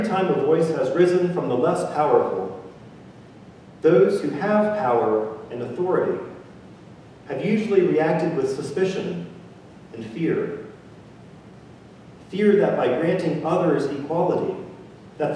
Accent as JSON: {"language": "English", "region": "Mississippi", "country": "United States", "tie": "born or raised there", "also_born_or_lived": "Italy", "moved": "as an adult", "said": "I grew up in Mississippi, and I have been fortunate enough to travel the world and to live in many different places."}